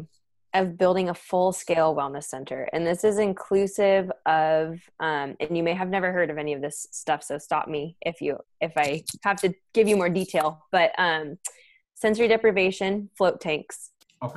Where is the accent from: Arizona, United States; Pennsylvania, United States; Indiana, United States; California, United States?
California, United States; San Diego; also born or lived in San Francisco Bay Area, California; I grew up in San Diego, went to the Bay to go to school, stayed in the Bay for 8 years, and then came back to San Diego.